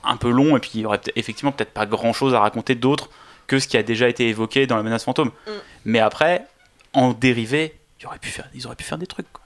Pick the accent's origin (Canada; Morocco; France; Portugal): France; Nous, en tant que Français